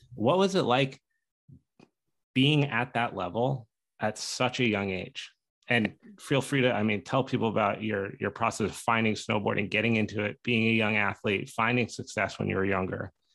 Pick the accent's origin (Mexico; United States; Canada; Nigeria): United States; Steamboat Springs, Colorado; we grew up in Steamboat Springs, Colorado, Ski Town, USA